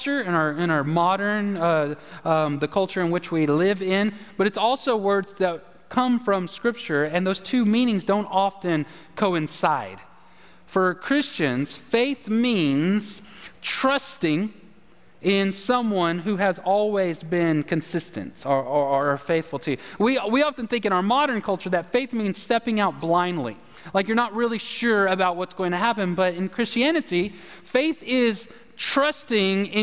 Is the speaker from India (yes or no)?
no; the South, United States; we're from the South